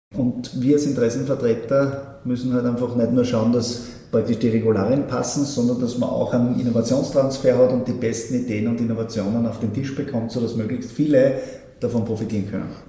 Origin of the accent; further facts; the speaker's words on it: Schladming, Styria, Austria; ein Schladminger, meiner Heimatgemeinde